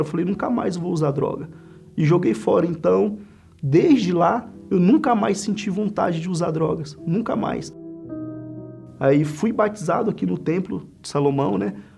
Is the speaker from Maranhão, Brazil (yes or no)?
yes; Central, Maranhão, Brazil; moved away as an adult; also born or lived in São Luís, Maranhão; now in São Paulo, Brazil; Sou natural de São Luís, né, Maranhão, mas me criei no interior do estado, uma cidade chamada Central né, que fui criado pelos meus avós